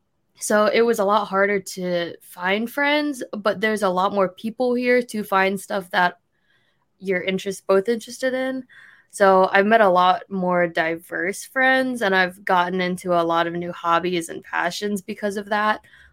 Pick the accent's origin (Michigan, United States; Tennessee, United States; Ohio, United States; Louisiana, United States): Ohio, United States; Ashtabula; moved away as an adult; now in Columbus, United States; so I'm from Northeast Ohio. I usually tell people Cleveland, which is a complete lie. It's just like people don't know where Ashtabula is. So if you do, great. If you don't, it's like in the very pointy Northeast tip of Ohio. Super small town.